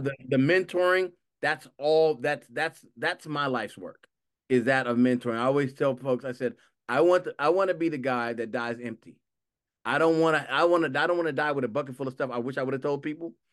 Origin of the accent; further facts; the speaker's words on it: Los Angeles, California, United States; I grew up in Los, in South Los Angeles